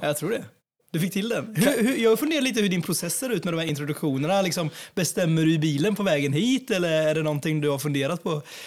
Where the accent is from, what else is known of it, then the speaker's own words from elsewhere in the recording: Jönköping, Jönköping County, Sweden; Strömsbergsskogen i Ljungarum där jag växte upp eh, i Jönköping.